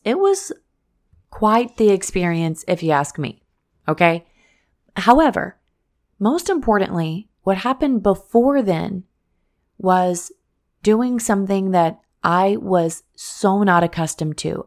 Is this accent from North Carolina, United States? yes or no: no; Missouri, United States; born or raised there; moved away as an adult; now in Florida, United States